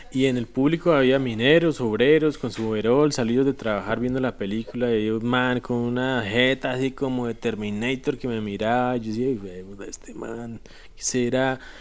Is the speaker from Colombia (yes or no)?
yes; Colombia; como espectador colombiano